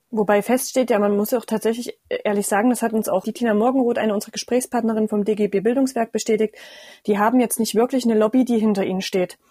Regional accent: Erfurt, Thuringia, Germany; bei uns in Thüringen

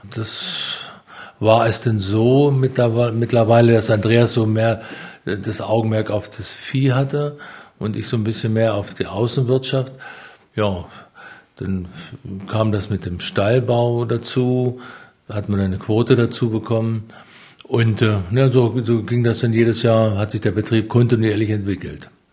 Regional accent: Walkenried, Lower Saxony, Germany; Mein Wohn auch jetziges Wohnhaus, oder wo ich aufgewachsen bin, ist ungefähr 100 Meter von der ehemaligen Grenze weg.

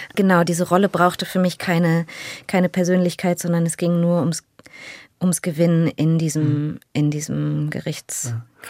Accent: Berlin, Germany; Ich bin in Deutschland geboren

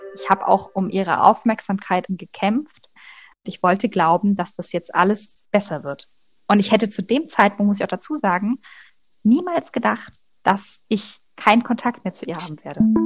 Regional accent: Leipzig, Saxony, Germany; moved away as an adult; also born or lived in North Rhine-Westphalia / Magdeburg; Also ich komme aus Leipzig und da habe ich eben mit meinen Eltern bis zur Trennung gewohnt, gemeinsam

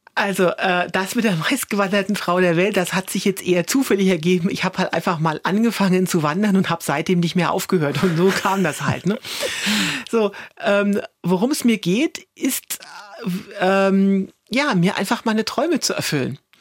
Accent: Germany; als Deutsche

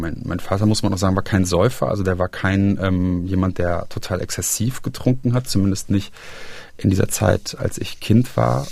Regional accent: Aachen, North Rhine-Westphalia, Germany; moved away as an adult; also born or lived in Halle (Saale) / Berlin / Braunschweig; now in Bonn, Germany; ich komme ursprünglich auch aus dem Rheinland, also aus der Region, aus der Stadt Aachen

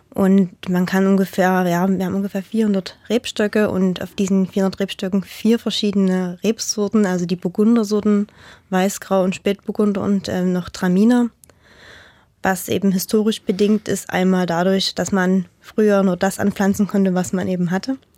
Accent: Radebeul, Saxony, Germany; ich bin halt in Radebeul geboren und aufgewachsen

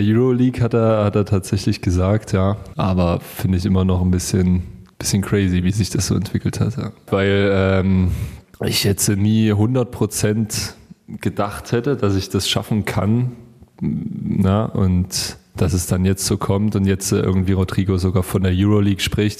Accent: Chemnitz, Saxony, Germany; ich bin Chemnitzer, ich, ich liebe es hier in der Stadt

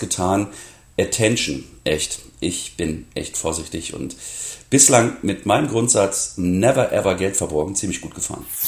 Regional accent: Mecklenburg-Vorpommern, Germany; moved away; also born or lived in Halle; Zu meinem fünften Geburtstag in meiner Mecklenburger Heimat

